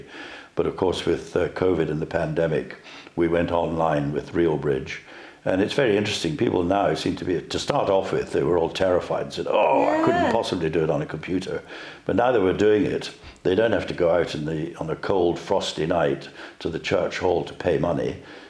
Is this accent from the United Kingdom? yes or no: yes; Dundee, Scotland, United Kingdom; also born or lived in London / Edinburgh; I came from Dundee originally